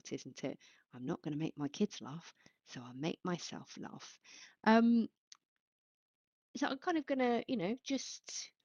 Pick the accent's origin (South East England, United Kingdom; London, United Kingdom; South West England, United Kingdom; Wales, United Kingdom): South East England, United Kingdom; Basingstoke; where I grew up in Basingstoke